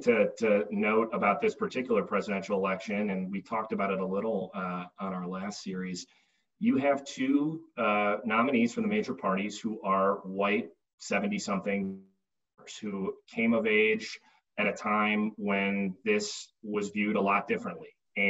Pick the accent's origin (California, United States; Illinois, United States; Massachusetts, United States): Illinois, United States; Chicago suburbs; growing up in the Chicago suburbs